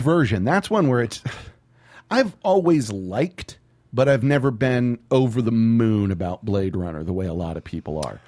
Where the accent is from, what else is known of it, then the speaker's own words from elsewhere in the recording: San Antonio, Texas, United States; Growing up in San Antonio